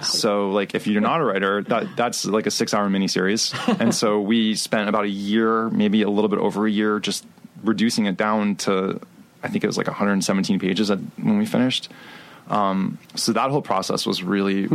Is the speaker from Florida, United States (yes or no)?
yes; Miami, Florida, United States; moved away; also born or lived in New York; I was born in Miami, Florida